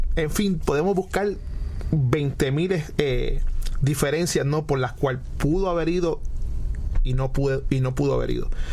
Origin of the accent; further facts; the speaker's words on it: Puerto Rico; yo siempre voy a ser puertorriqueño antes que cualquier otra cosa